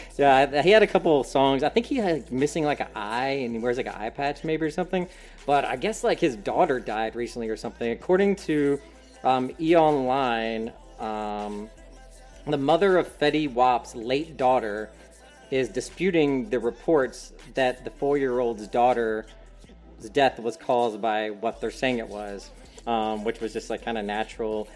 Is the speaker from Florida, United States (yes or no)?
no; Hickory, North Carolina, United States; in my hometown, Hickory, North Carolina